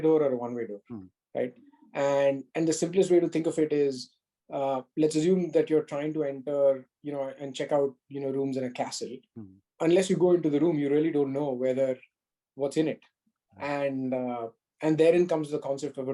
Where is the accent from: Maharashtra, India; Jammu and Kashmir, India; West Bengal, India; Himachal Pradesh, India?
Maharashtra, India; Mumbai; growing up in Bombay